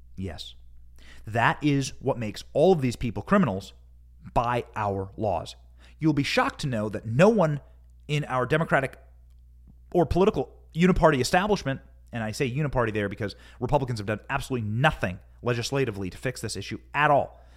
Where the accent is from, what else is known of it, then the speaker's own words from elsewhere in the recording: Iowa, United States; I grew up in Iowa. I grew up on cattle ranches